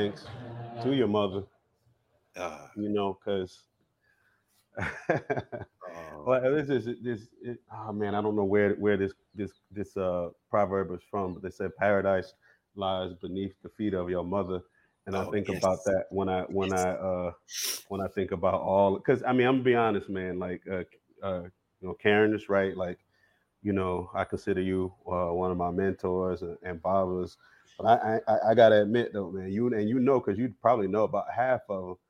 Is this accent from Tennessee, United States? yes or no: no; Bennettsville, South Carolina, United States; I'm from Bennettsville, from the PD region of South Carolina, PD. Along the river.